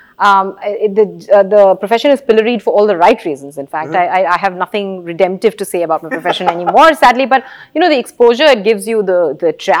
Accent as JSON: {"language": "English", "town": "Kolkata", "region": "West Bengal", "country": "India", "tie": "born or raised there", "said": "I grew up in Calcutta"}